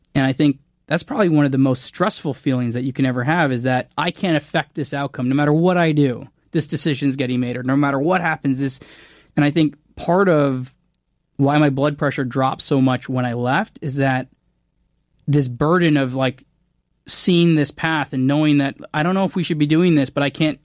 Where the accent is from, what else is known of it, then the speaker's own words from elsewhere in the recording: Canada; I'm Canadian